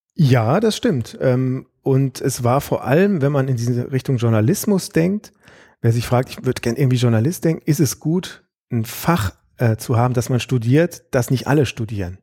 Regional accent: Aachen, North Rhine-Westphalia, Germany; moved away as an adult; also born or lived in Freiburg / Grenoble; now in Karlsruhe, Germany; ich bin in Aachen aufgewachsen

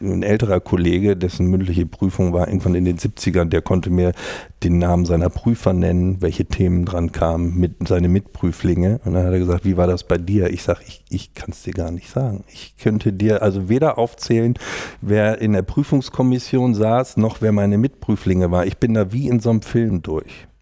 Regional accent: North Rhine-Westphalia, Germany; moved away as an adult; also born or lived in Jena; now in Hamburg, Germany; Ich komme ja aus Westfalen, mehr oder weniger vom, vom Dorf. Die nächstgrößere Stadt ist Bielefeld

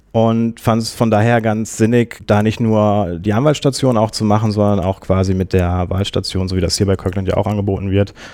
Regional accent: Minden, North Rhine-Westphalia, Germany; born there; ich komme gebürtig aus Minden. Das ist eine Kleinstadt zwischen, zwischen Bielefeld und Hannover bin dann nach Münster zum Studieren gegangen

